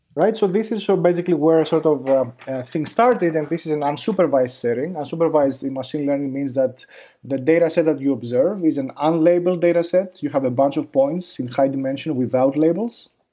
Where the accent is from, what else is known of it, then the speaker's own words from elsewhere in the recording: Greece; moved away as an adult; also born or lived in New York, United States; I grew up in Greece